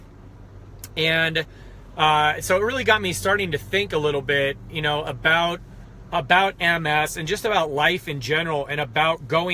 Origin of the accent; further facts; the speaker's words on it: United States; I'm American as they come